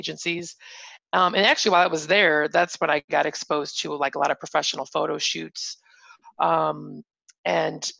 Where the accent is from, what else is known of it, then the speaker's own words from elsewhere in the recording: Northwest Indiana, United States; also born or lived in Bloomington, Indiana; I born and raised in Northwest Indiana, right outside of Chicago